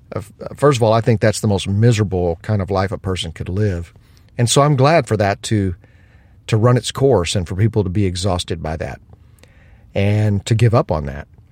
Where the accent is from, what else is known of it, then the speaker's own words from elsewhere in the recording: United States; as an American